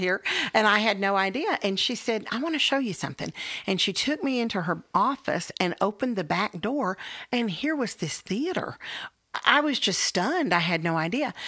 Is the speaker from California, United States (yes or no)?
no; Texas, United States; also born or lived in Illinois; I'm a Texan.